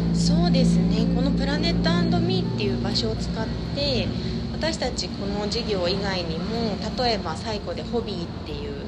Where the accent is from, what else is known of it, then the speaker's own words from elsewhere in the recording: Yamanashi, Japan; 私山梨地元出身で河口湖にあるホテルで赤女将の補佐をしておりました